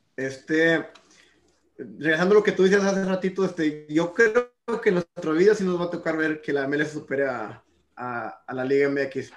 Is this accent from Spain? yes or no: no; Mexico; now in United States; soy mexicano